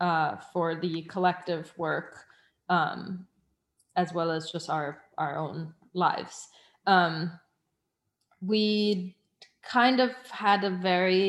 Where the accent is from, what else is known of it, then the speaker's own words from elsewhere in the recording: Munich, Bavaria, Germany; moved away; also born or lived in Switzerland; we were in Munich, which is my hometown, as well as Berlin, which is to be our new hometown. And Switzerland, which is my place of birth.